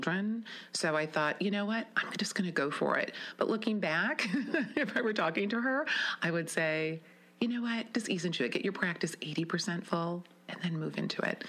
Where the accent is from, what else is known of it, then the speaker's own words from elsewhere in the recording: Wisconsin Rapids, Wisconsin, United States; also born or lived in Madison / Milwaukee / Beaver Creek, Colorado; I grew up in Wisconsin Rapids